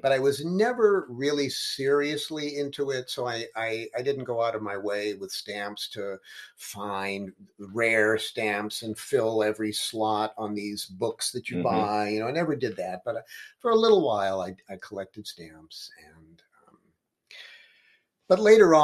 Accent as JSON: {"language": "English", "town": "Los Angeles", "region": "California", "country": "United States", "tie": "born or raised there", "said": "I grew up in Los Angeles."}